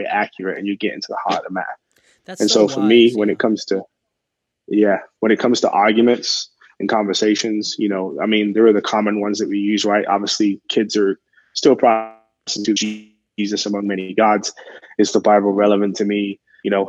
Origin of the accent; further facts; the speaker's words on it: England, United Kingdom; now in Arizona, United States; I'm originally from England.